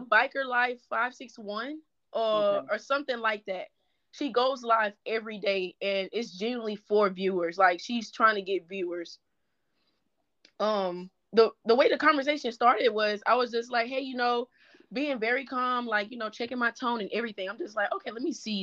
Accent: Baton Rouge, Louisiana, United States; I'm from the South. I'm from Baton Rouge, Louisiana

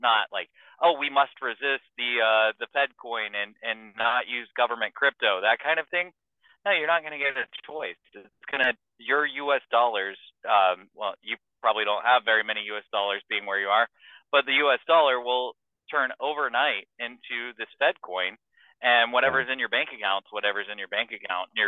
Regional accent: Houston, Texas, United States; moved away; my hometown of Houston

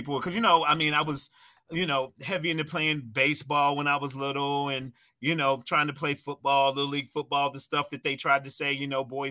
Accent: Waynesboro, Virginia, United States; moved away as an adult; now in Chicago, United States; I'm from Waynesboro, Virginia, which is about an hour and a half away from Winchester.

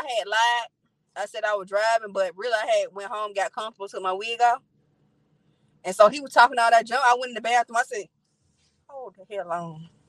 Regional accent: Albany, United States; I said, yeah, I'm from Albany, but I got a neck.

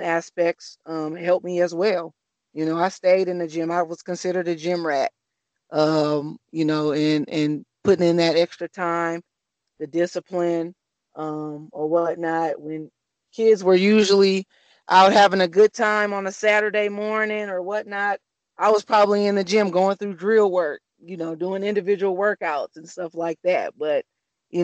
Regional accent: Flint, Michigan, United States; I'm just a kid from Flint, Michigan, born and raised

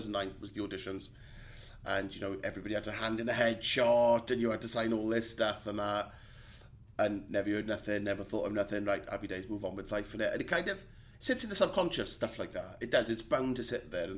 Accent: Aberdeen, Scotland, United Kingdom; we're from Aberdeen

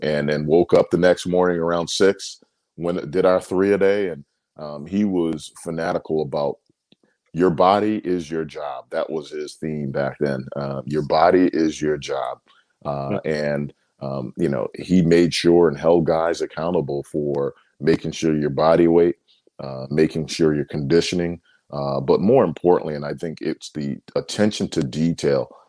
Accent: Bristol, Connecticut, United States; I'm originally from Bristol, Connecticut

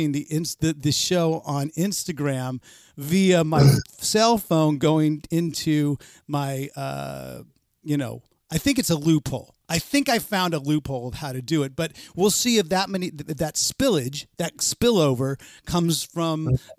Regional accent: Pleasanton, California, United States; I grew up in a place called Pleasanton that at the time was just a little cow town

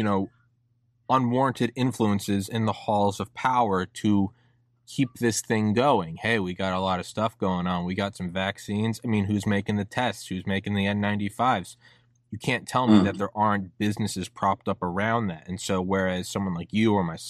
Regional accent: New Hampshire, United States; I love New Hampshire. I'm from New Hampshire.

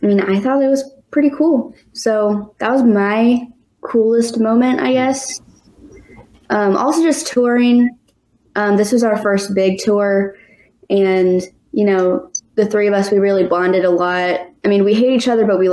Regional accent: North Carolina, United States; I'm from North Carolina

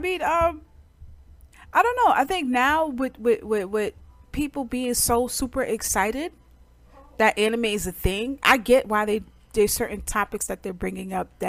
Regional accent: New York City, New York, United States; I'm from Brooklyn

